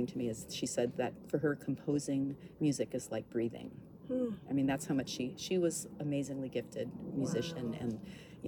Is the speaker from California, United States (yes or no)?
no; Honolulu, Hawaii, United States; moved away as an adult; also born or lived in Hilo, Hawaii; now in San Francisco Bay Area, United States; Well, I grew up in Hawaii. I was born in Hilo, but we moved to Honolulu, where I went to middle school and high school and all that.